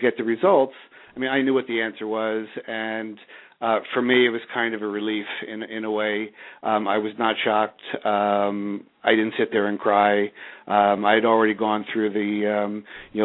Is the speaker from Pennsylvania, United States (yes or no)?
yes; Bala Cynwyd, Pennsylvania, United States; also born or lived in Havertown, Pennsylvania; originally I was born in the community of Havertown and then moved to Bala Cynwyd, went off to Penn State